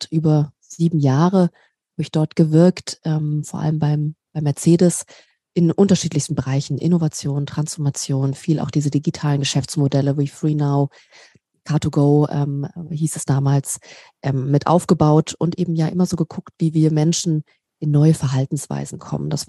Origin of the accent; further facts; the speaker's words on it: Berlin, Germany; Ich komme ursprünglich ähm, aus Berlin, äh, bin Berliner Göre und liebe Großstädte.